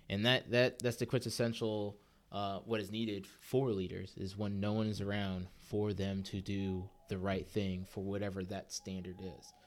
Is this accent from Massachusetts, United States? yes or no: no; California, United States; growing up in California during the whole Silicon Valley boom